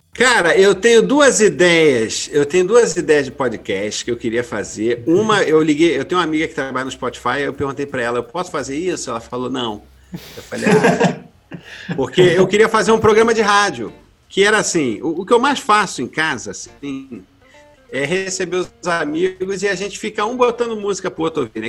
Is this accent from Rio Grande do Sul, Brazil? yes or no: no; Rio de Janeiro, Brazil; Eu cresci em Jacarepaguá